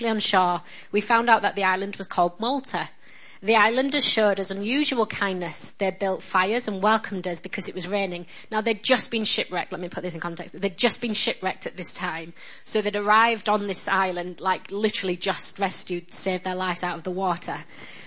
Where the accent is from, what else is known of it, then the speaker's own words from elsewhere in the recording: Yorkshire and the Humber, United Kingdom; accent: northern; I'm just a girl from Yorkshire. My dad was a postman. My mum was a cleaner